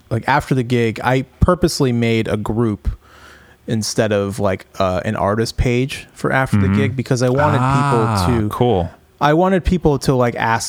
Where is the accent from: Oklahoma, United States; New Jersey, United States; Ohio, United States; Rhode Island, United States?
Rhode Island, United States; Cranston; also born or lived in Boston; I'm from Cranston, Rhode Island